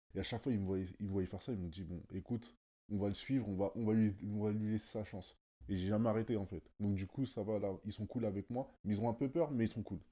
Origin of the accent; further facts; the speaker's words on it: Sarcelles, Île-de-France, France; now in Hauts-de-Seine, France; j'ai grandi à Sarcelles et aujourd'hui j'habite dans le 9-2.